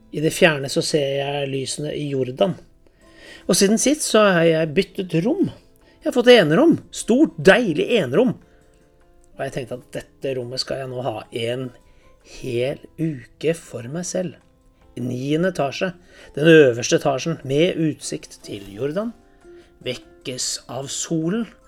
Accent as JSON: {"language": "Norwegian", "country": "Norway", "said": "Hjemme i Norge"}